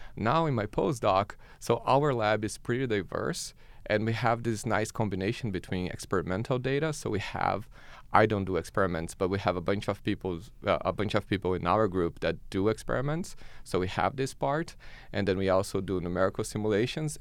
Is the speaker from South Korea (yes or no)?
no; Brazil; moved away as an adult; now in Canada